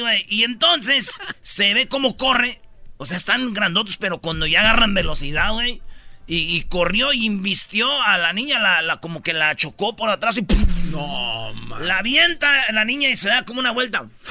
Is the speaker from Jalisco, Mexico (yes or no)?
no; Michoacán, Mexico; como buen michacano